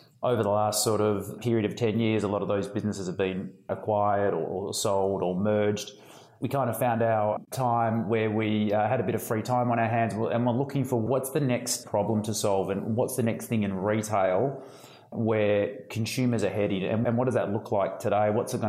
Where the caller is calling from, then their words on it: Melbourne, Victoria, Australia; So I'm in sunny Melbourne in Australia